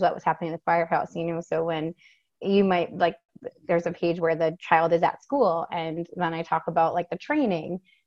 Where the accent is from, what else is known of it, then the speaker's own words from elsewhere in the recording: Maine, United States; I'm from Maine